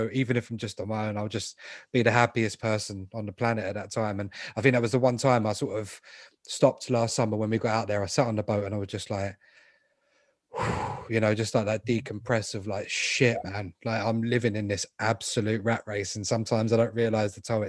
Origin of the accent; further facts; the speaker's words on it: London, United Kingdom; I was born in London. I've always lived here.